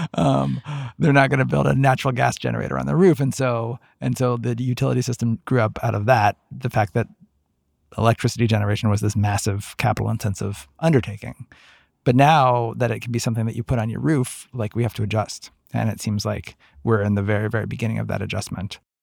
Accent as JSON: {"language": "English", "region": "Ohio", "country": "United States", "tie": "born or raised there", "said": "Ohio, my home state"}